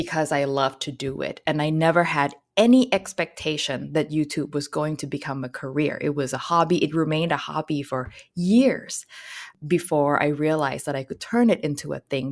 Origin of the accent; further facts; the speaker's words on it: Hat Yai, Songkhla, Thailand; now in Vancouver, Canada; I was born in Hattjai, which is a town in southern Thailand, very close to Malaysia